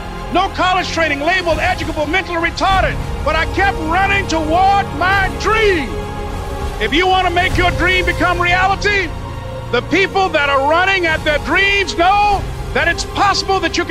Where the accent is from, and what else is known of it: Miami, Florida, United States; born or raised there